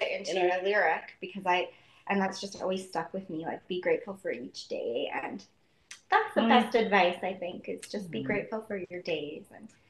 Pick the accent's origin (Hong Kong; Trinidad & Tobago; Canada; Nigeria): Canada; Tofield, Alberta; I grew up in Tofield, Alberta